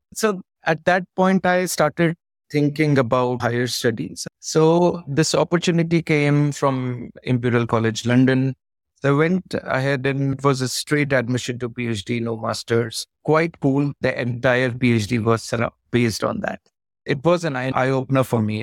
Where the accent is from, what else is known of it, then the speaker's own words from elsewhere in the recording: Pauri, Uttarakhand, India; I was born in the mountains. I'm from Uttarakhand. It was a town called Pauri Garhwal. Beautiful place, surrounded by jungle. So we grew up in with a lot of outdoors.